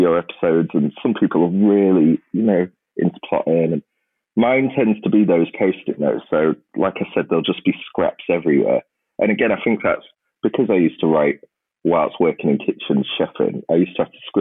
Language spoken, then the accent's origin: English; Grimsby, Yorkshire and the Humber, United Kingdom; a town like Grimsby. I mean, it's my hometown